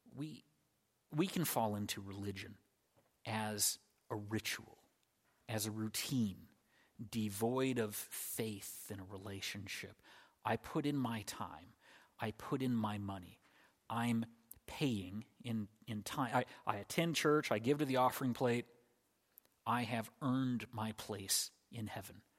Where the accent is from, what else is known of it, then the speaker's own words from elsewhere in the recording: United States; as an American in the year twenty twenty-two